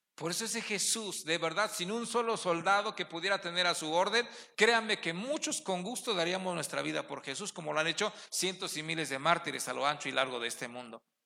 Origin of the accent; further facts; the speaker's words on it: Ixmiquilpan, Hidalgo, Mexico; Somos de Ixmiquilpan